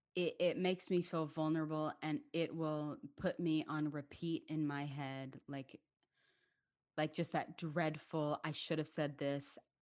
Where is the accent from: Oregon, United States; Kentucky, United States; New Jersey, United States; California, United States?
Kentucky, United States; Lexington; moved away as an adult; also born or lived in Manhattan, New York; now in Atlanta, United States; it was such a really incredible community growing up in Lexington